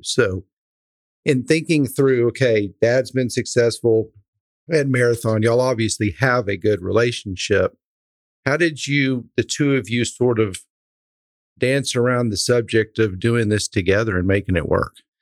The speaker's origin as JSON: {"language": "English", "town": "Dripping Springs", "region": "Texas", "country": "United States", "tie": "born or raised there", "said": "growing up in Central Texas in, in Dripping Springs, we were one of the first organic farmers"}